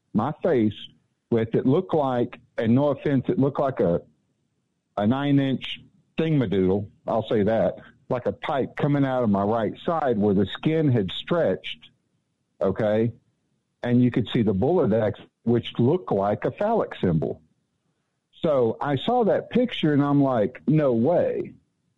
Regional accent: Ennis, Texas, United States; moved away; I'm originally from Ennis, Texas, just south of Dallas, and I grew up there, graduated there and everything

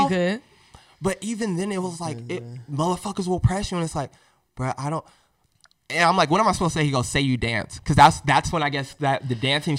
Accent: New Jersey, United States; Yo, I'm from Jersey, bro. Yeah, I'm from Jersey.

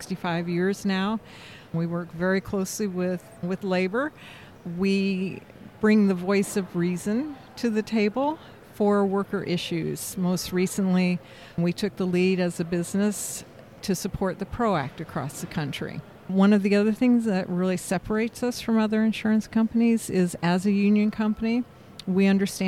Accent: Indianapolis, Indiana, United States; I am from Indianapolis, Indiana

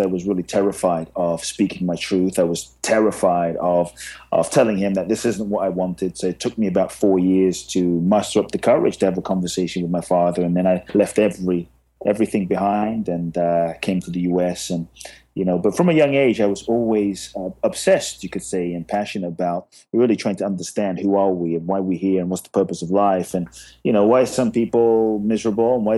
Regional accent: London, United Kingdom; born or raised there; also born or lived in Ghana

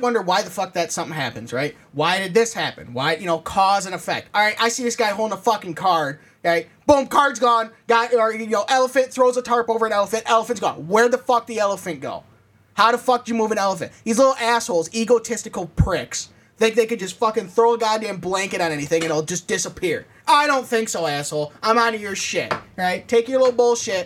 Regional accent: Michigan, United States; We're Michigan. We're from Michigan.

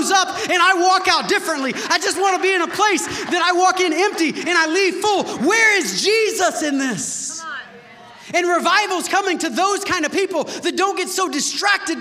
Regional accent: United States; because we're American Christians

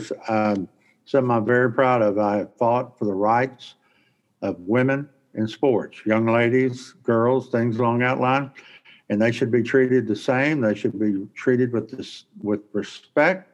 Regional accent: Texas, United States; now in Monroe, United States; I'm from Texas, but I'm in home now in Monroe, Louisiana

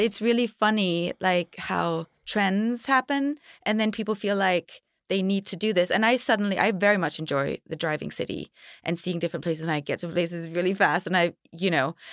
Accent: Denmark; now in Los Angeles, United States; I grew up in Denmark where it was very safe

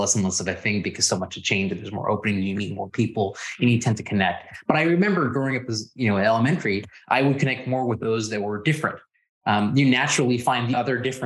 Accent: Houston, Texas, United States; also born or lived in Louisiana / India / New York; I got to Houston, and, you know, growing up in Houston

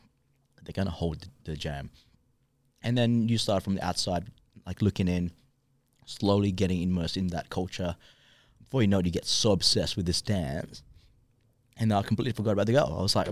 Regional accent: Australia; I'm like, yeah, we're b-boys. We're from Australia.

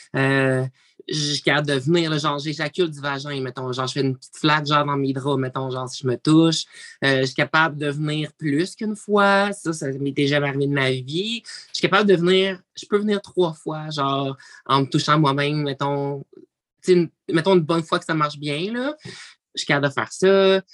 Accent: Abitibi-Témiscamingue, Quebec, Canada; je viens de l'Abitibi-Témiscamingue

